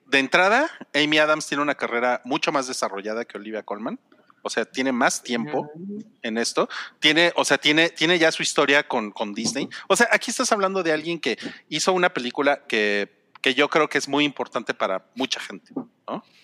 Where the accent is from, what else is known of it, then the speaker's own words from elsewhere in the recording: Mexico; Es que hoy es 15 de septiembre y como mexicanos tenemos que estar unidos